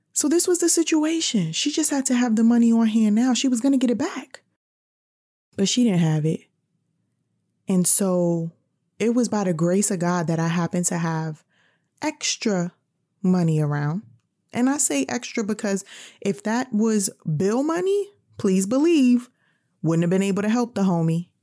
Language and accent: English; New York, United States; I'm from New York